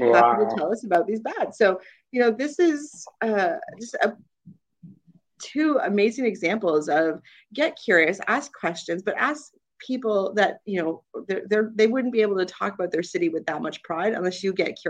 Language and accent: English; Toronto, Ontario, Canada; we're from Toronto